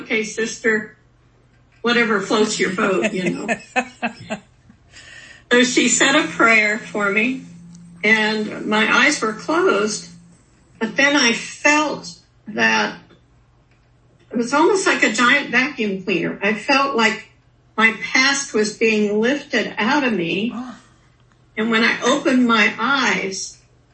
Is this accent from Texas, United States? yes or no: no; Newton, Kansas, United States; moved away; I ended up going back to my hometown of Newton, Kansas